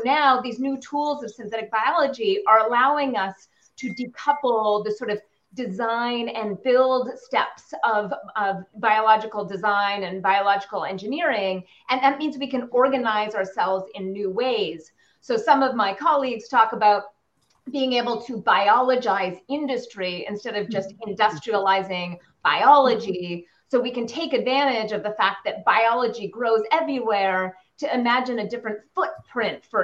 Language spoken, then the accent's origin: English; Canada; I'm Canadian